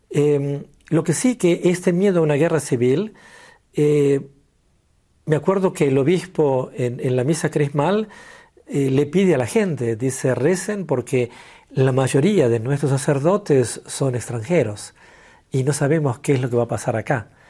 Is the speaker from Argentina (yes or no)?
yes; Argentina; moved away as an adult; also born or lived in London; now in South Africa; Así que yo salí de Argentina en el 93 para ir a Londres a estudiar inglés y llegué a Sudáfrica en enero del 94.